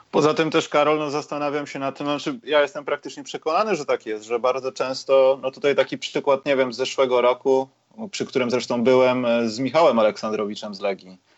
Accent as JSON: {"language": "Polish", "country": "Poland", "said": "jesteśmy z Polski"}